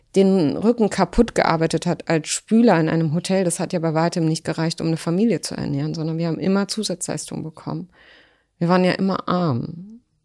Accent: Berlin, Germany; German is a second language; in der Lehrterstraße, wo ich groß geworden bin

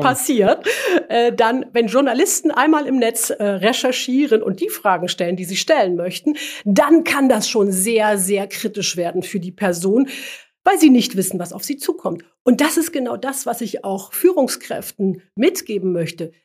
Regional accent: former East Germany, Germany; ich komme ursprünglich aus der früheren DDR. Als ich zur Schule gegangen bin

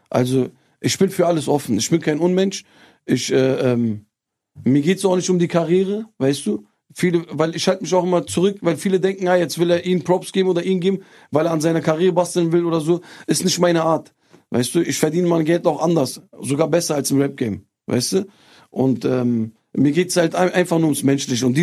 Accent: Turkey; Wir haben Reisen gemacht in meine Heimat nach Türkei.

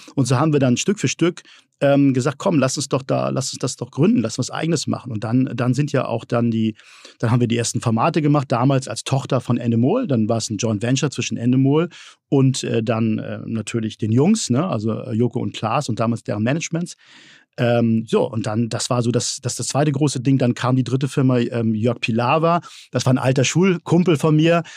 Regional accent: Hamburg, Germany; Ich bin ja Hamburger äh, mhm. durch und durch

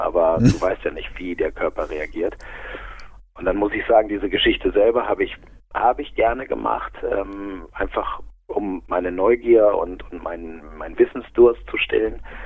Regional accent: Aurich, Lower Saxony, Germany; now in Munich, Germany; ich bin ja aus, aus Norddeutschland, ich bin aus Friese, also eigentlich ein Küstenkind.

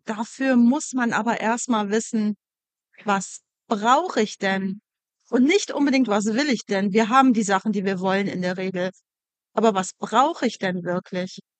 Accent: Wuppertal, North Rhine-Westphalia, Germany; moved away; ich bin aus Wuppertal

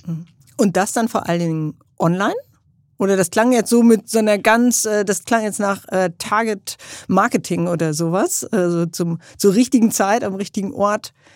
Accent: Germany

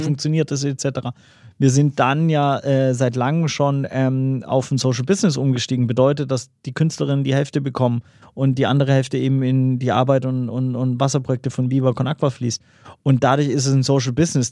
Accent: Swabia, Baden-Württemberg, Germany; als Schwabe

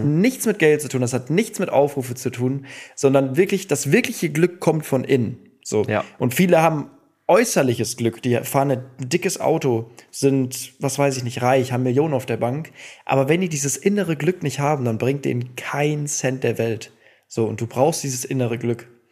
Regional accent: Cologne, North Rhine-Westphalia, Germany; ich komme ja auch aus Köln

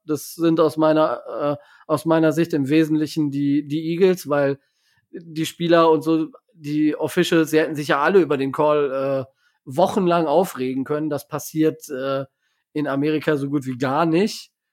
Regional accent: Germany; als Deutscher

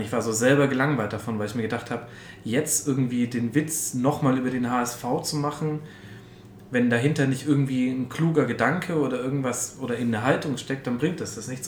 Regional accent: Franconia, Bavaria, Germany; now in Munich, Germany; ich komme eigentlich aus Franken. Ich bin erst nach München gezogen

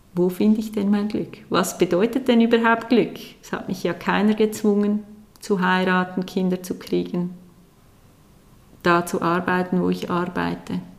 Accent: Aargau, Switzerland; Ich bin aufgewachsen mit zwei Geschwistern in einer normalen Familie, sage ich jetzt mal, in einem kleinen Dorf im Aargau

